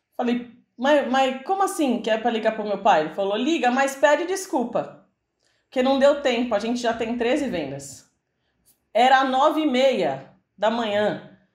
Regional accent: São Paulo, Brazil; A gente é de São Paulo

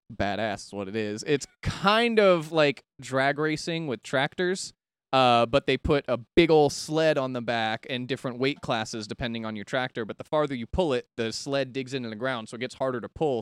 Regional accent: Daytona Beach, Florida, United States; growing up in Daytona

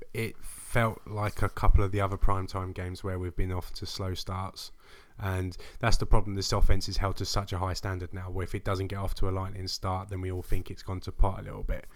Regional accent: England, United Kingdom; I'm English

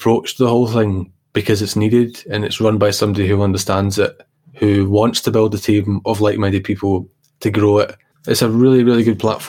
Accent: Glasgow, Scotland, United Kingdom; I was brought up in the East End of Glasgow

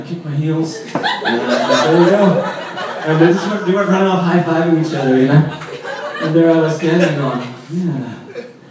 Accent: San Francisco, California, United States; moved away as an adult; also born or lived in Galway, Ireland; I'm from San Francisco living in Ireland

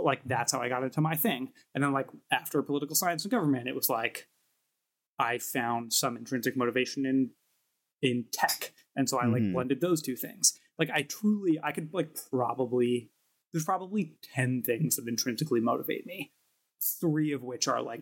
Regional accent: New York City, New York, United States; Brooklyn born and bred in Park Slope

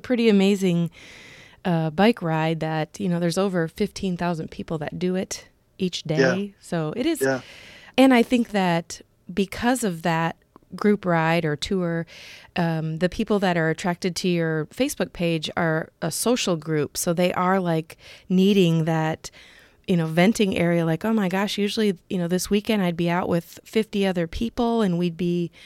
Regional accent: Iowa, United States; I'm from Iowa

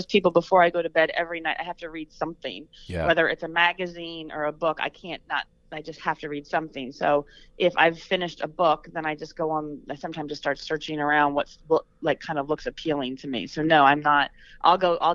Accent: New Jersey, United States; I'm from New Jersey

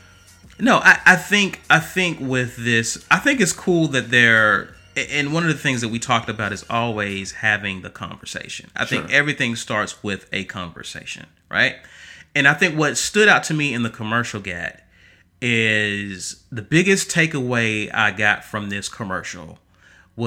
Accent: Alabama, United States; we're from Alabama, we're in the South

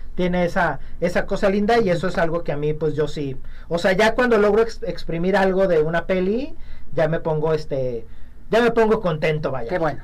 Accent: Mexico; las muchas cosas que somos los mexicanos

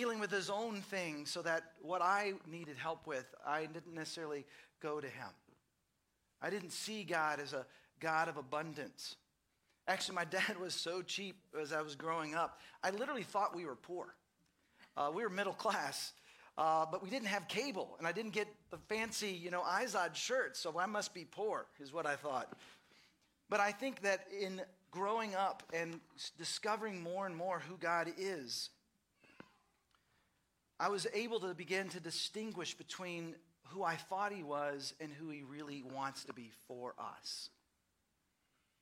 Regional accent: Dallas, Texas, United States; now in Austin, United States; I grew up in Dallas, and I remember as a kid, we would go to Sunday school and to church

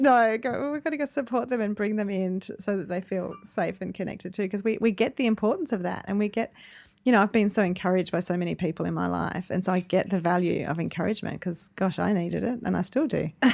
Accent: Dubbo, New South Wales, Australia; I'm from Dubbo

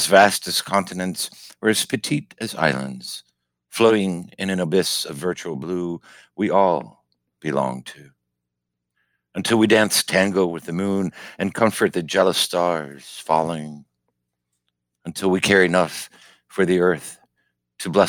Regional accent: Miami, Florida, United States; now in Maine, United States; growing up in Miami, you know, Cuban

